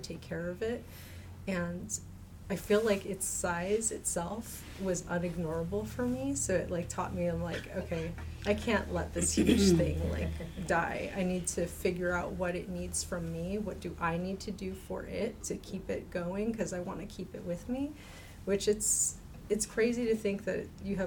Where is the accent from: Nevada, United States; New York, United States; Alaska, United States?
Alaska, United States; also born or lived in Two Grey Hills, New Mexico; now in Salt Lake City, United States; I grew up in Alaska mostly